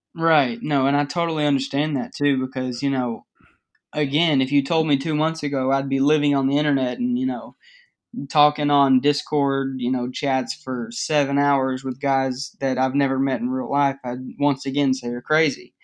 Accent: Dallas-Fort Worth area, Texas, United States; I'm from the Dallas-Fort Worth area, kind of.

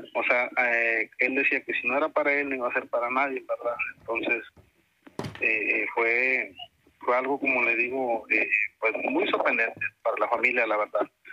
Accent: Tamaulipas, Mexico; aquí donde yo soy, De Tamaulipas

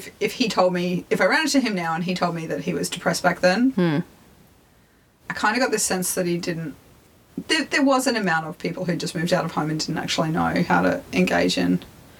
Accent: Brisbane, Queensland, Australia; I grew up around Brisbane

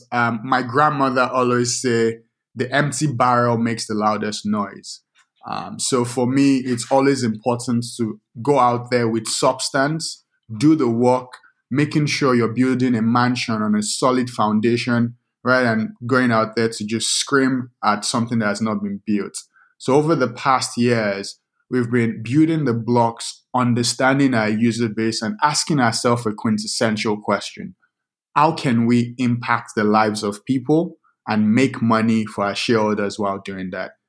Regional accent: Lagos, Nigeria; also born or lived in Minnesota; now in United States; I grew up in Lagos, Nigeria

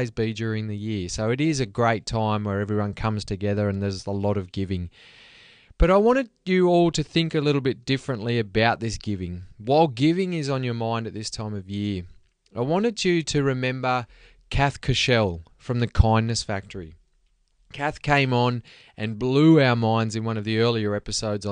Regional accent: Australia; now in Sweden; growing up in Australia

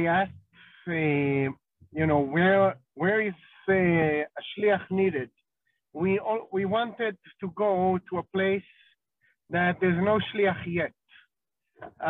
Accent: Israel; moved away as an adult; now in Guatemala; I was born in Israel, grew up in Israel, studied in Israel

